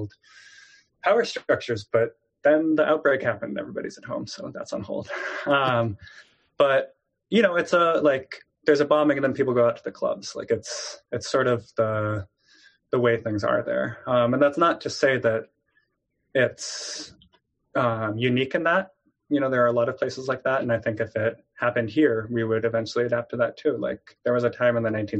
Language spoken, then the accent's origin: English; California, United States; growing up in California